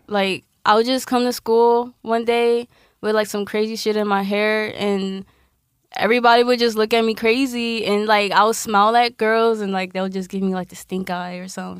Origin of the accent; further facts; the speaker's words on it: Philadelphia, Pennsylvania, United States; I'm from West